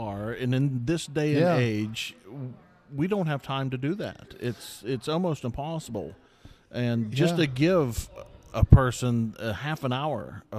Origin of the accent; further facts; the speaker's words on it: Toronto, Ohio, United States; I'm from Toronto. I'm a T-Town River rat.